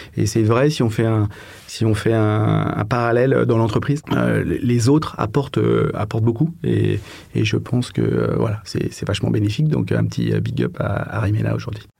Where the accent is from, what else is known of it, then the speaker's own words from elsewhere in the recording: Paris, Île-de-France, France; also born or lived in London; Euh, je suis parisien. Euh, et donc, euh, bah, j'ai passé quasiment toute ma, vie à Paname.